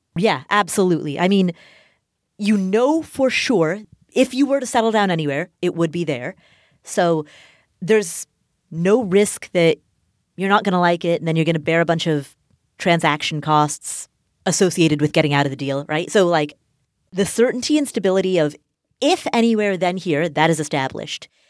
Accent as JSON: {"language": "English", "town": "Kathmandu", "region": "Bagmati", "country": "Nepal", "tie": "born or raised there", "said": "I am Nepali. I was born in Kathmandu, Nepal"}